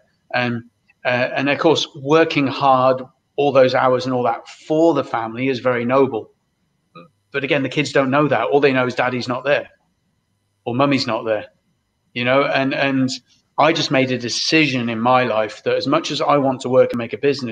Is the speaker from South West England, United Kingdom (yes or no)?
yes; Brixham, South West England, United Kingdom; We grew up in Brixham, which is a fishing town in Devon, in the UK.